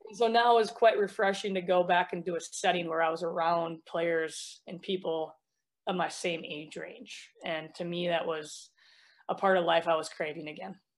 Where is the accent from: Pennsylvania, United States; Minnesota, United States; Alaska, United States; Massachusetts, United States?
Minnesota, United States; I'm from Minnesota